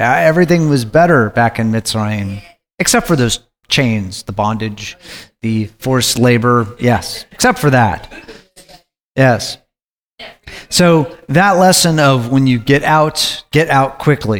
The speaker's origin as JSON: {"language": "English", "region": "Alaska", "country": "United States", "tie": "born or raised there", "said": "I grew up in Alaska"}